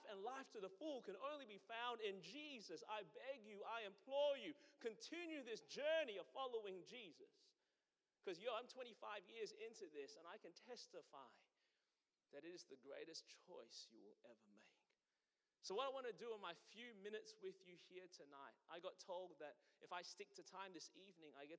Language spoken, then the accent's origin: English; Melbourne, Victoria, Australia; born or raised there; moved away as an adult; now in Anderson, United States